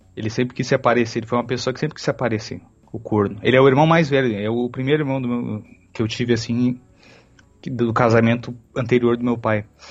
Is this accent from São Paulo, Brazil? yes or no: no; Porto Alegre, Rio Grande do Sul, Brazil; a gente é de Porto Alegre